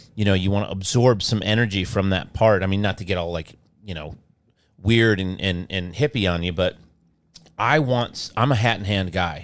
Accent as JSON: {"language": "English", "region": "Midwest", "country": "United States"}